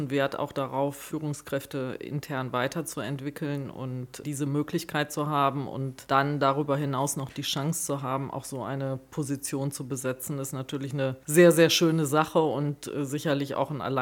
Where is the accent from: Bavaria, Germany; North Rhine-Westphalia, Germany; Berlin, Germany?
North Rhine-Westphalia, Germany; Ja, ich komme gebürtig aus Nordrhein-Westfalen, aus Ostwestfalen, aus dem Kreis Herford bei